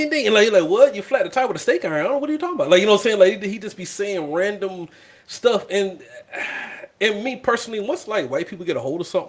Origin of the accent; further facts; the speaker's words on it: the South, United States; also born or lived in Hawaii / Washington, D.C. / Fayetteville; I'm from the South.